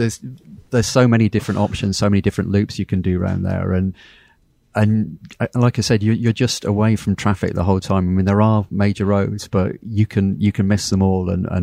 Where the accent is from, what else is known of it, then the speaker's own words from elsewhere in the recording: Foix, Occitania, France; The other town I would recommend is my hometown of Foix, where I live, because there's just great riding on all sides there.